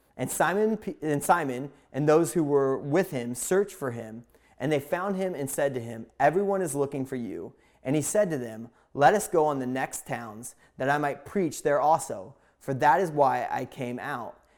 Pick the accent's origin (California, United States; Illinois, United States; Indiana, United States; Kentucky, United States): Indiana, United States; moved away; also born or lived in Pacific Northwest; I grew up in a small town in Indiana